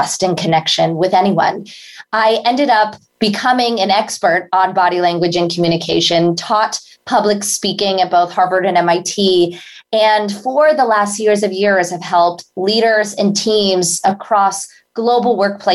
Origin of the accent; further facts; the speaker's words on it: India; moved away; as an Indian immigrant